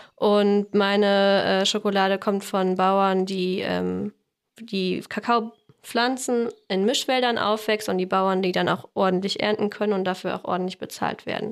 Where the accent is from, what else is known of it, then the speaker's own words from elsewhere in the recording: Fulda, Hesse, Germany; now in Essen, Germany; wir kommen ursprünglich kommen wir aus Fulda, wohnen aber jetzt seit fünf Jahren in Essen